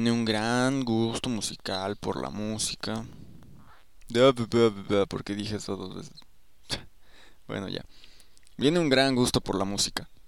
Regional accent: Mexico City, Mexico; O sea, soy una persona de la Ciudad de México. No es como que siempre escuché música en español.

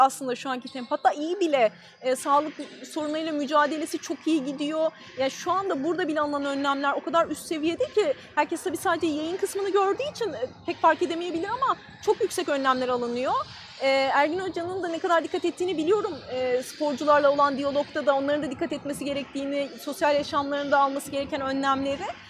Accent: Erzincan, Turkey

